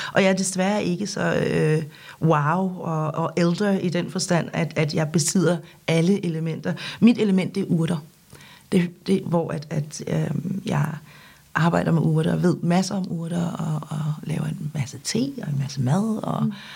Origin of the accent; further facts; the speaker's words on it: Denmark; Danish is a second language; also born or lived in South Korea; da jeg blev købt til Danmark og, og, og kom her som seksårig, øhm, der kunne jeg ikke noget dansk